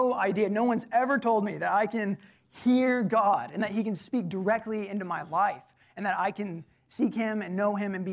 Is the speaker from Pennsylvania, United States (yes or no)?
no; College Station, Texas, United States; I'm actually from College Station. So born and raised